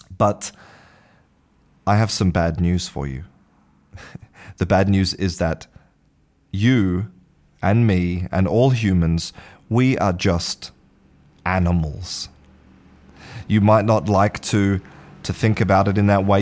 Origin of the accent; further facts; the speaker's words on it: Australia; first language English; moved away as an adult; now in Spain; I was born in Australia and spent the first half of my life in Australia, now I live in Spain.